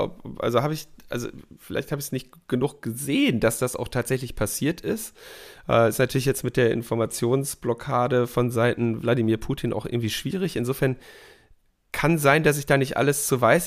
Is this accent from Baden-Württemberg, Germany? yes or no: no; Berlin, Germany; wir als Berliner